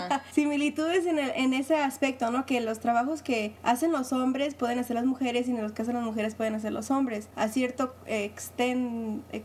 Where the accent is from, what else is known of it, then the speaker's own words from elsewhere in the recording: Mexico; me soy mexicana